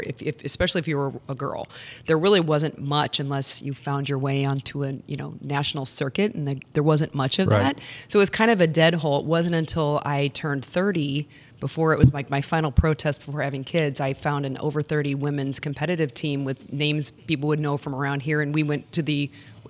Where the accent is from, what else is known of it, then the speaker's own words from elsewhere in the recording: Fenton, Missouri, United States; I grew up in Fenton, so I played for St. Paul